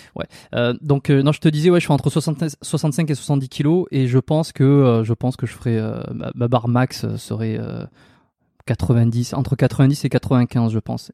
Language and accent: French; south-west France, France; je suis originaire, originaire du Sud-Ouest